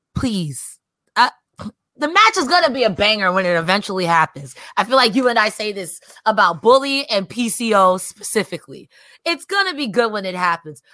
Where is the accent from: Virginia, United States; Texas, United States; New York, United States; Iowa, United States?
New York, United States; I'm from New York